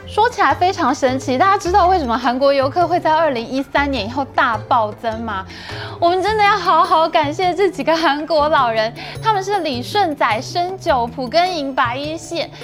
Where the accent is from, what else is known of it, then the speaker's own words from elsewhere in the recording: Taipei, Taiwan; 我们台北人